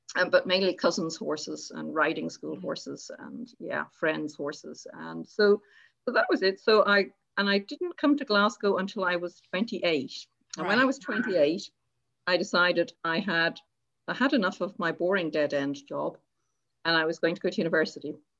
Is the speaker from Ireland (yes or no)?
yes; Ireland; now in Scotland; i go back to ireland and my um, friends and family